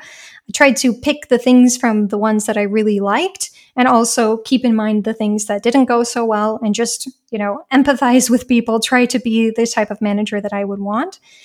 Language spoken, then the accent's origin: English; United States; moved away as an adult; now in Germany